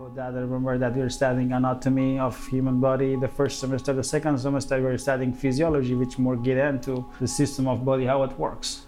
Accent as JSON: {"language": "English", "region": "central Afghanistan", "country": "Afghanistan", "tie": "born or raised there", "moved": "as an adult", "lives_now": "Dubai, United Arab Emirates", "said": "I was born in Afghanistan and the central parts of Afghanistan when it was the communism government, and then when I was grade four, the Mujahideen camp, and then when I was grade seven, um, the Taliban camp, and then when I was grade ten"}